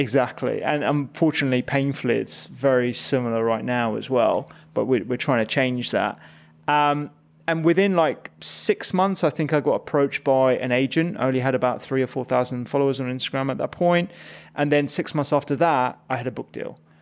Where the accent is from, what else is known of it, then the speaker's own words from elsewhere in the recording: Chigwell, East of England, United Kingdom; also born or lived in Barking, London / East London / Redbridge, London; we moved quite early to Essex, and that's where I had, like, most of my secondary